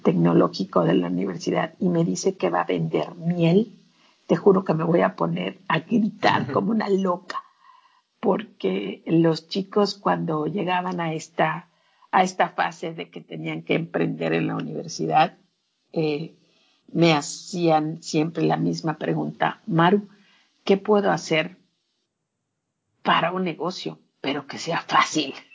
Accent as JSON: {"language": "Spanish", "country": "Mexico", "said": "tan latina o tan mexicana"}